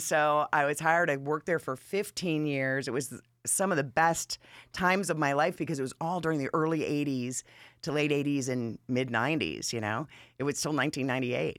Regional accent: Atlanta, Georgia, United States; also born or lived in Manchester, Massachusetts; I've been in Atlanta. I feel like I'm a native, but since I was ten, and before that, I came from New England.

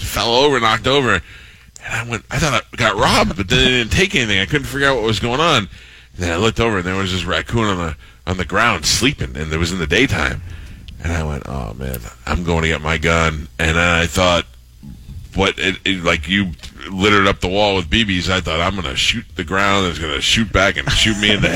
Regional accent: New York, United States; now in Florida, United States; I grew up in New York, too

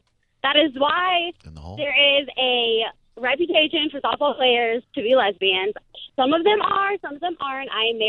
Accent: Port Charlotte, Florida, United States; I'm from a small town. I'm from Port Charlotte.

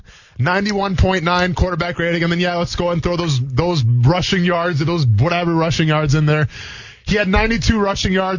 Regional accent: Midwest, United States; I'm from the Midwest

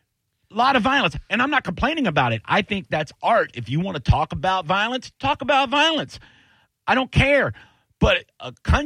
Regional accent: Tampa, Florida, United States; also born or lived in Plant City, Florida; I lived in Plant City, you know, back in high school for a little while, you know, for a year or two after my parents moved out there when I grew up in Tampa.

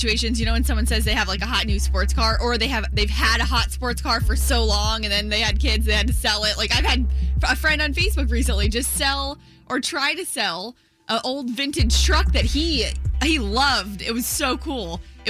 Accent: United States

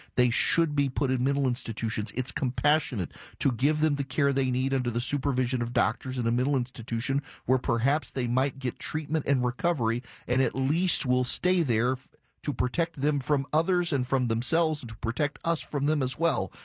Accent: Jackson, Louisiana, United States; moved away; am from Jackson, Louisiana. Jackson, Louisiana is a small town

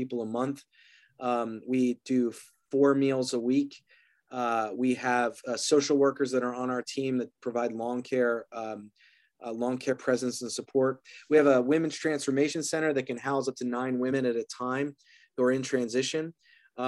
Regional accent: Philadelphia, Pennsylvania, United States; now in Atlanta, United States; I'm from Philly originally

